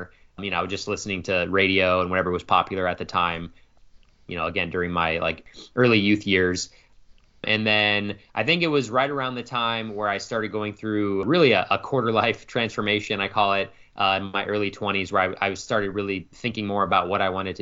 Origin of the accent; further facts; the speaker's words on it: Phoenix, Arizona, United States; I was born and raised in Phoenix, Arizona, and that's still where I reside today, so I've lived here my entire life